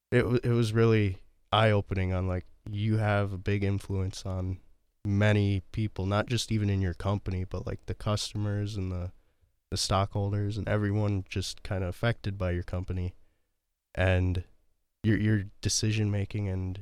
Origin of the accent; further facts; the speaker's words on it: Fargo, North Dakota, United States; born there; I was not. I was born in Fargo, North Dakota.